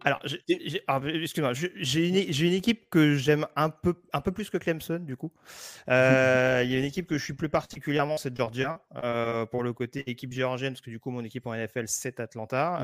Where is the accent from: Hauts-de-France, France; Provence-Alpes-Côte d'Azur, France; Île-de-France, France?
Île-de-France, France; La Courneuve; j'ai grandi à La Courneuve